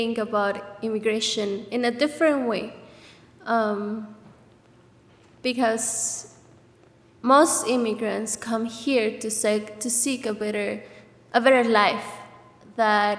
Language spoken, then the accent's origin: English; Mexico City, Mexico; now in Goshen, United States; I'm from Mexico City